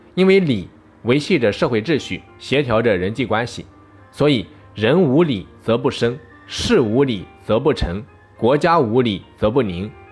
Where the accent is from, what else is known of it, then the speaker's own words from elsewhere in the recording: China; 我们中国人